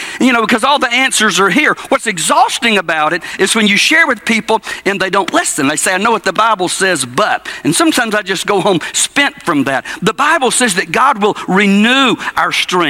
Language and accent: English; Cordele, Georgia, United States; I grew up in Cordele, Georgia, a little South Georgia town